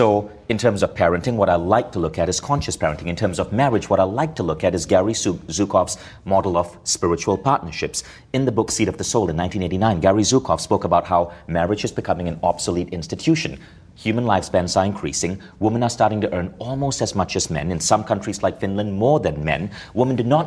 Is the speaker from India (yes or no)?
yes; India; obviously I'm Indian, I grew up in a culture where parenting is about power over a little human being